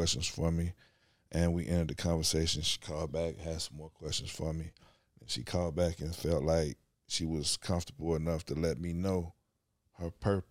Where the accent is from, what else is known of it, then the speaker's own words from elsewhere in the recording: Chicago, Illinois, United States; also born or lived in Evanston; I was adopted at birth mm-hmm. by a family that lived in Chicago.